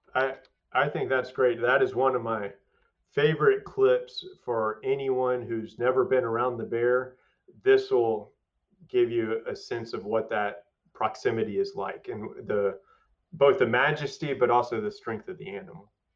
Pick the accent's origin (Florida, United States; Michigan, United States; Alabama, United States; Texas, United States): Texas, United States; Waco; growing up around Baylor and family around Baylor